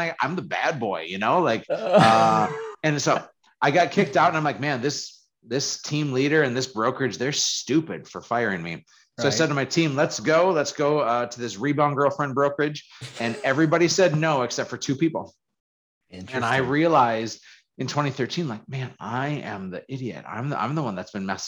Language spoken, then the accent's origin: English; Fargo, North Dakota, United States; who I was growing up in Fargo